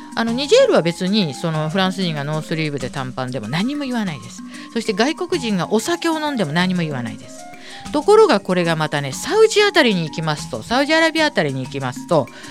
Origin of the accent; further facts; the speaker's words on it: Tokyo, Japan; 私はまあ向島生まれ育ち